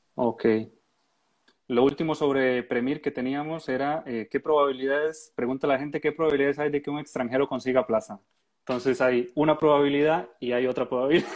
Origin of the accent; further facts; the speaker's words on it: Costa Rica; moved away as an adult; now in Murcia, Spain; yo soy de Costa Rica